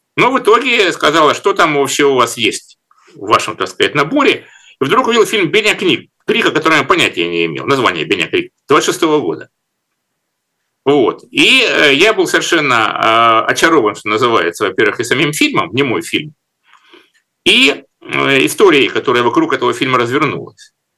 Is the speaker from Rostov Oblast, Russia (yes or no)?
yes; Rostov-on-Don, Rostov Oblast, Russia; Ростов-Папа, мой родной город